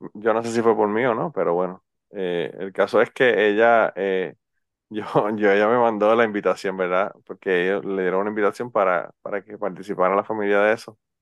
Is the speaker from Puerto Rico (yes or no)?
yes; Utuado, Puerto Rico; a mí me dicen que soy un jíbaro porque soy de Utuado